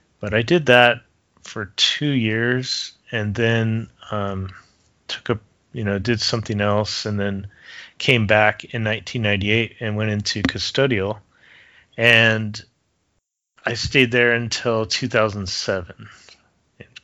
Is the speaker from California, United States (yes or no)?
yes; Southern California, United States; I grew up in Southern California and going to Disneyland my whole life, living maybe 15-20 miles away